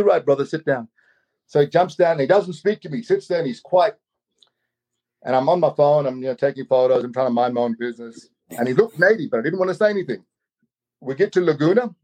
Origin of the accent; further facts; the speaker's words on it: Australia; I'm native. I'm Aboriginal from Australia.